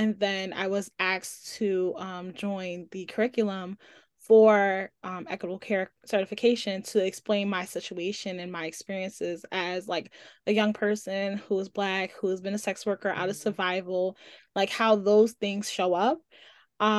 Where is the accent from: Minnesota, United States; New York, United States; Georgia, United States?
New York, United States; New York City; I'm also from Brooklyn